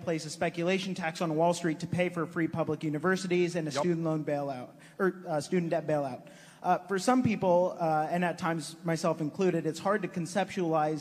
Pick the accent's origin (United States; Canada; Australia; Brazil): United States; Sacramento, California; my hometown of Sacramento